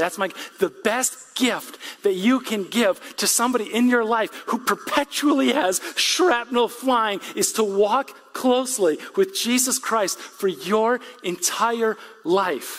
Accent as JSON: {"language": "English", "region": "West Michigan", "country": "United States", "said": "I'm from West Michigan"}